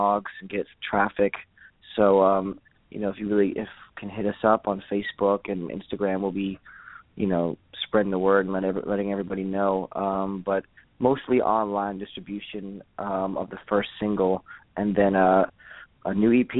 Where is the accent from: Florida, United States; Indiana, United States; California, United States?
Florida, United States; Miami; I'm from Miami. I definitely have a Miami influence